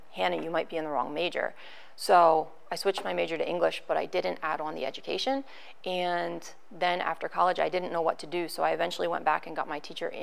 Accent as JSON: {"language": "English", "town": "Gettysburg", "region": "Pennsylvania", "country": "United States", "tie": "born or raised there", "said": "I grew up in Lake Heritage, obviously in Gettysburg"}